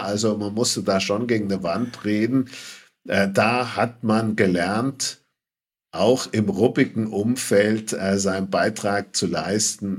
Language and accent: German; Bad Brückenau, Bavaria, Germany; Aufgewachsen in Bad Brückenau